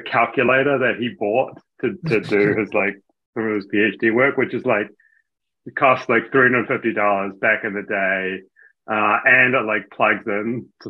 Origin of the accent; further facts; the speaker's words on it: Hamilton, Waikato, New Zealand; moved away; I'm from New Zealand originally. So I grew up in Hamilton